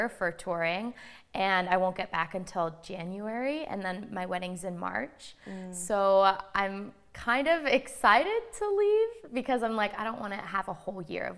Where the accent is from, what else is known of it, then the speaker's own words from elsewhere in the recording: Orange County, California, United States; I was born and raised in Orange County, so mm-hmm. that's like my home